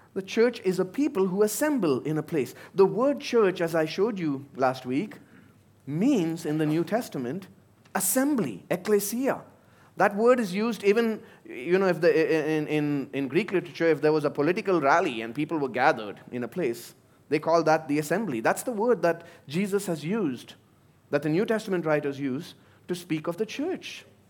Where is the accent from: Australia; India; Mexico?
India; moved away; my home country